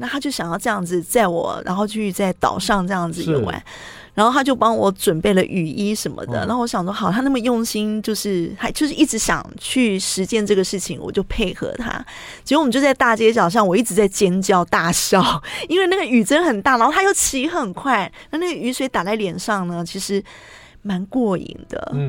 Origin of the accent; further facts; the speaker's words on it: Taiwan; 我们台湾人就是因为可能常常会觉得说，哎，吃糯米会很容易胀气，然后胃发炎。